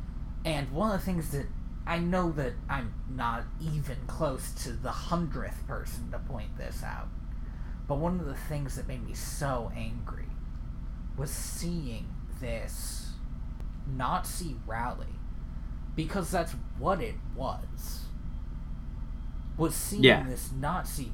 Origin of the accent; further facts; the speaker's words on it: Cleveland, Ohio, United States; I grew up in Cleveland